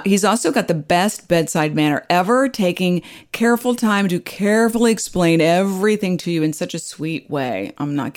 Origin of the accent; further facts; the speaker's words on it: Midwest, United States; I grew up in the Midwest